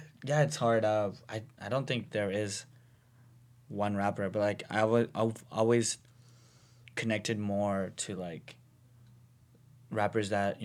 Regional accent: Compton, California, United States; I'm from Compton.

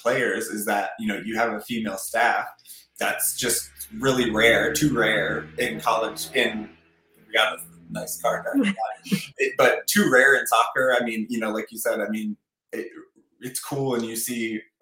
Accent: Northern Minnesota, United States; I'm from Northern Minnesota

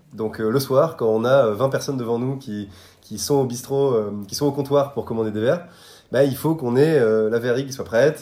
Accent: Bordeaux, Nouvelle-Aquitaine, France; moved away as an adult; also born or lived in Versailles; je suis bordelais. donc, j'ai eu mon bac à Bordeaux

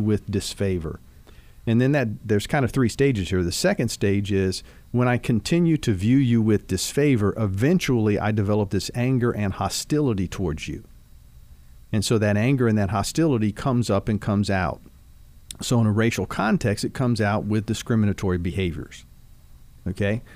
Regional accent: Dayton, Ohio, United States; now in Kentucky, United States; growing up in Dayton, Ohio

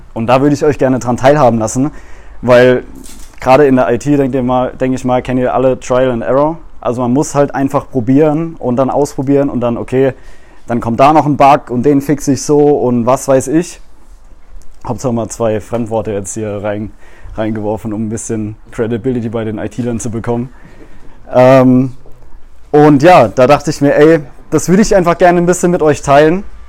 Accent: Mannheim, Baden-Württemberg, Germany; Ich komme aus dem Raum Mannheim

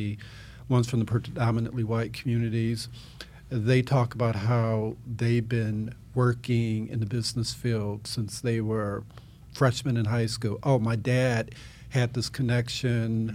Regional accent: Evanston, Illinois, United States; I grew up in the Chicago area, Chicago suburb, Evanston, Illinois

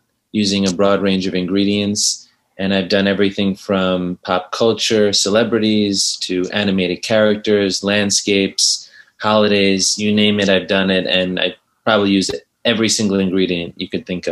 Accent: New York City, New York, United States; I grew up in New York City.

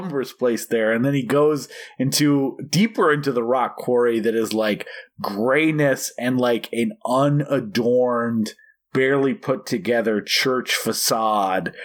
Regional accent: Oregon, United States; I was born in Oregon

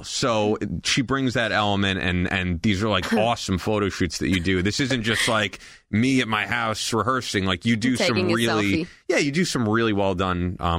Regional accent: near Great Neck, New York, United States; growing up near Great Neck

